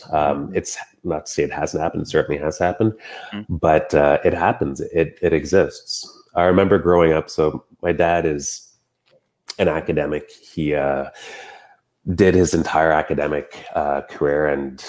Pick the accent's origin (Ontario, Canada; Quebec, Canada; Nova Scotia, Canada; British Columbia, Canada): Quebec, Canada; Montreal; also born or lived in Elmer, Quebec; growing up in Quebec, as growing up in, you know, Montreal and then Elmer, Quebec